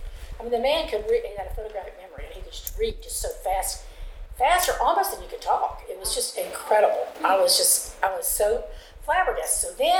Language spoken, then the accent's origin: English; Lakeland, Florida, United States; I grew up in Lakeland